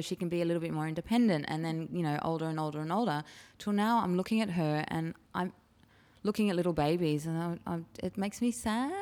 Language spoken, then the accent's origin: English; Chatswood, New South Wales, Australia; I grew up in Chatswood